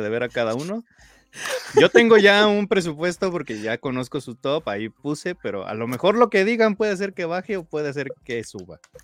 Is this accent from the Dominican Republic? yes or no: no; Mexico; como buen mexicano